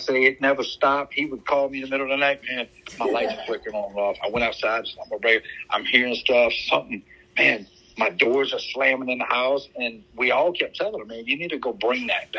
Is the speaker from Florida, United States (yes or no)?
no; Louisiana, United States; Being Cajun and growing up in a swamp, I mean, voodoo was a religion